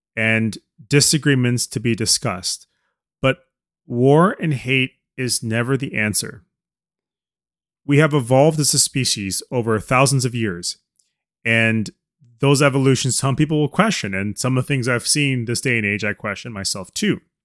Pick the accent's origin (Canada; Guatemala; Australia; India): Canada; as a Canadian speaking